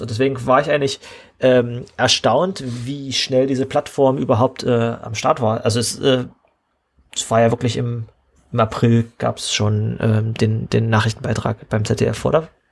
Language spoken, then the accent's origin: German; Saxony-Anhalt, Germany; in meinem Heimatland hier, in, mitten in Sachsen-Anhalt